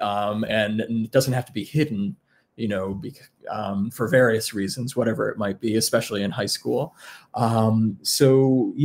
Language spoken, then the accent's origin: English; around Bard, New York, United States; I grew up around Bard, and I already had been kind of involved in some music classes as not being a student, and I really liked the environment. And being from New York